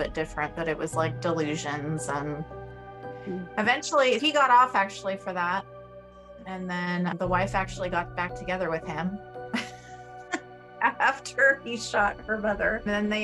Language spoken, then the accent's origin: English; Los Angeles, California, United States; moved away as an adult; now in Greenville, United States; I was born and raised in Los Angeles